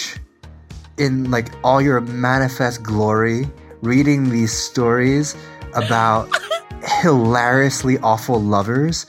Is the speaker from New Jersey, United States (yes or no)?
yes; New Jersey, United States; born or raised there